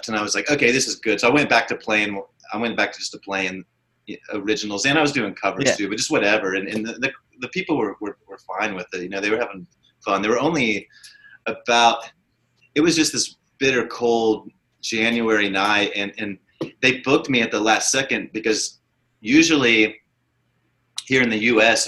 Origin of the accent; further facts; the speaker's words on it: Ponca City, Oklahoma, United States; my hometown of Ponca City